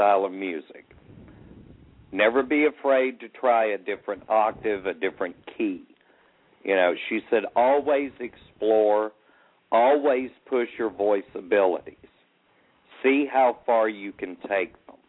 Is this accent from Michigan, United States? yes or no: no; Arkansas, United States; I grew up in Arkansas